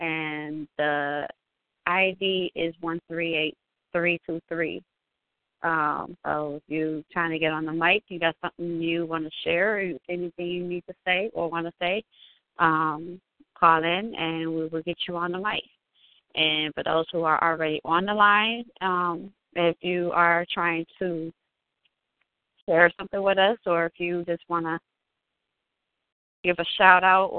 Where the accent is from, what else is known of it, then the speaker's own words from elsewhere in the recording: Milwaukee, Wisconsin, United States; A couple are from my hometown of Milwaukee, Wisconsin